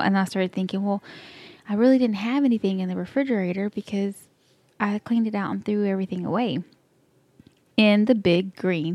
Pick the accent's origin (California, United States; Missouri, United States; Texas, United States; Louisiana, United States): Texas, United States; accent: Texas; This is my Texas accent. I can't help it that we were brought up like that.